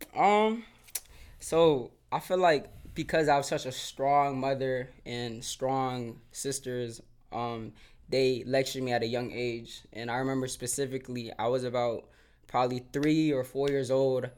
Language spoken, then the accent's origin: English; Silver Spring, Maryland, United States; growing up in Silver Spring